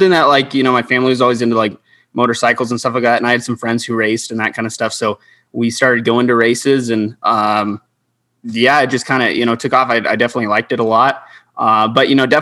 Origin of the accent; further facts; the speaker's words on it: Albuquerque, New Mexico, United States; I'm from Albuquerque, New Mexico